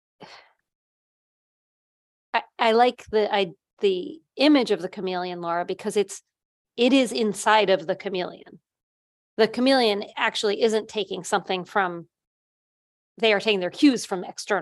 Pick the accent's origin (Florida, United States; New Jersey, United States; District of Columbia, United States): New Jersey, United States; Cal and I are the bosses and we're from New Jersey